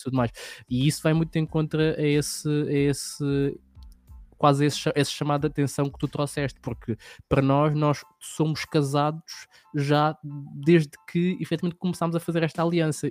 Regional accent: Lisbon, Portugal; eu venho de um meio em que que venho de Lisboa, ali de uma hum. zona que, que é mais, não, não é bairro, mas só que é uma zona um bocadinho mais pobre

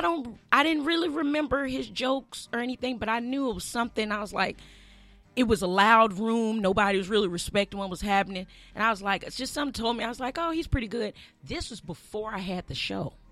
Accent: Birmingham, Alabama, United States; I'm from Birmingham

